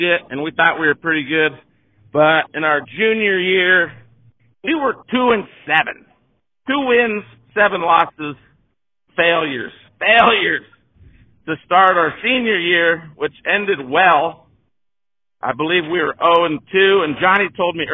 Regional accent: Jefferson, United States; I grew up in Jefferson

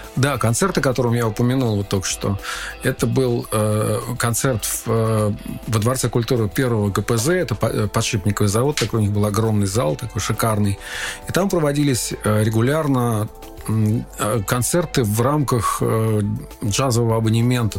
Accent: Khimki, Moscow Oblast, Russia; also born or lived in Ivanovo; мы уже окончательно осели в небольшом подмосковном городе Химки. И э, там я уже начал э, посещать первые советские учреждения в виде детских садов

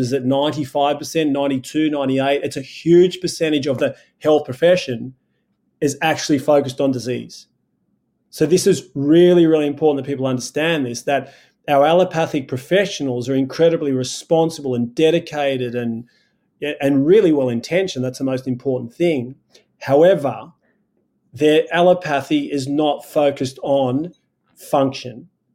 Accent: Sydney, New South Wales, Australia; I was born in Sydney, Australia

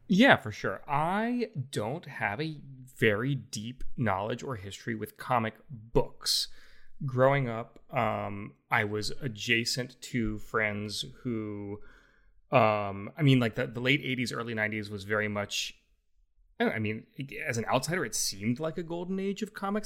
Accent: Louisiana, United States; I'm from Louisiana

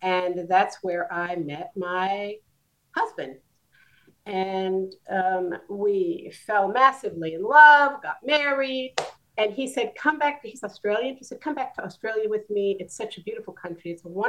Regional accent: New Jersey, United States; born there; I was born in New Jersey in the U.S. in 1952, which makes me 71 years old this year.

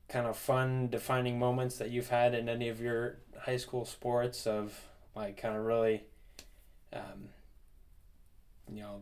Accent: New Jersey, United States; up in New Jersey, we didn't have any like bands or anything like

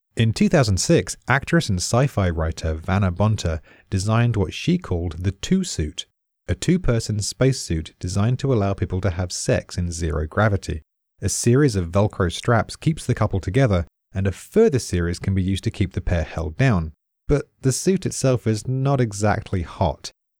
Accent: United Kingdom; I'm British.

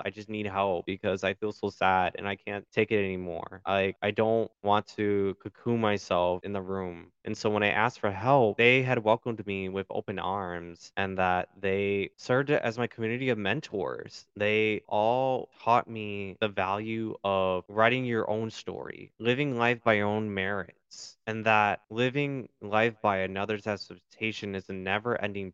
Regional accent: Milwaukee, Wisconsin, United States; also born or lived in Chicago, Illinois; I was born in Chicago, but for the majority of my life, I was raised in Milwaukee, Wisconsin

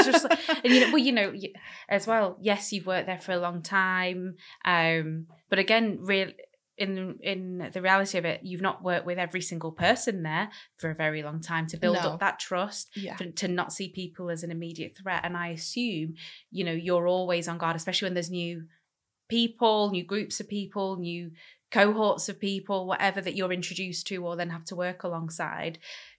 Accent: Manchester, North West England, United Kingdom; we're from Manchester. Very diverse city.

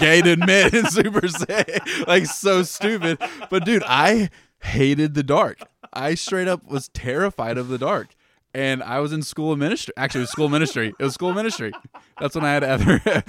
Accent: Lee's Summit, Missouri, United States; I grew up in Lee Summit, and we lived in the Sin City of Lee Summit, the ghetto of Lee Summit, by those apartments on 291 behind Burger King over there.

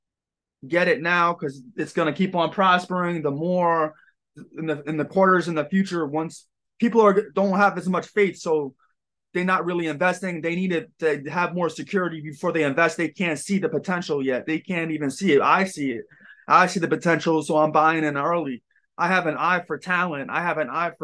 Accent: New York, United States; I'm from New York

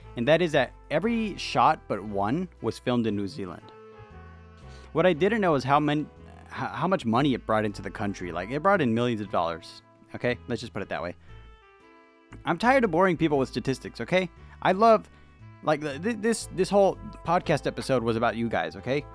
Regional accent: United States; I'm an American

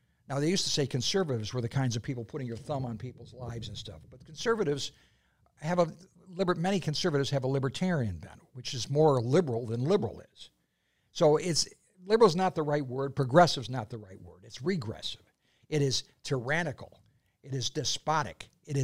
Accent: Buffalo, New York, United States; now in Florida, United States; being a New Yorker myself from the other end of the state, Buffalo

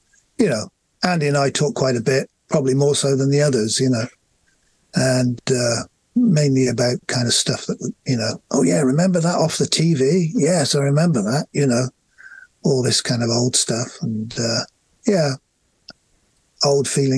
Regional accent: England, United Kingdom; we're English.

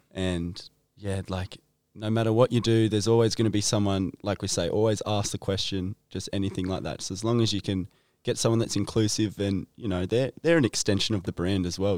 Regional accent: Nelson Bay, New South Wales, Australia; I'm from Nelson Bay originally

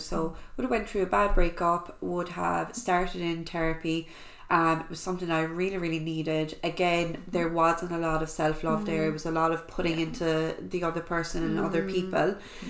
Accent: County Clare, Ireland; I am from Clare. I'm living in Ennis. I suppose I'm 28.

